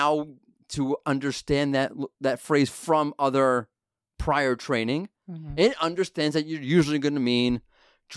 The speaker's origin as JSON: {"language": "English", "region": "New York", "country": "United States", "said": "I'm from New York"}